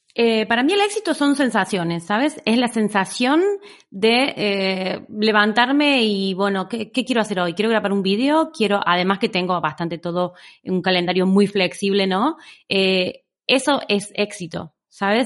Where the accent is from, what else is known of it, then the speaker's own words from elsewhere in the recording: Argentina; moved away as an adult; now in Barcelona, Spain; soy una argentina que lleva en Barcelona ya 14 años